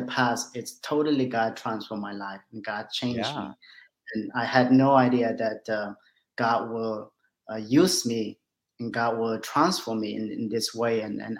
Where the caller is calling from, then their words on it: Switzerland; Hello. Yes, I'm joining in from Switzerland.